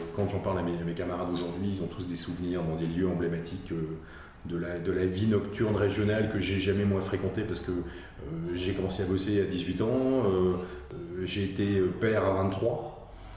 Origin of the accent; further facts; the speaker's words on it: Alsace, Grand Est, France; je suis alsacien de souche et je n'ai jamais vécu ailleurs, donc je connais bien l'Alsace